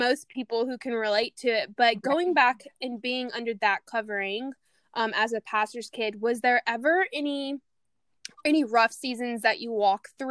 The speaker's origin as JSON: {"language": "English", "region": "Louisiana", "country": "United States", "moved": "yes", "lives_now": "San Diego, United States", "said": "I'm out here in San Diego and I'm originally from the South in Louisiana"}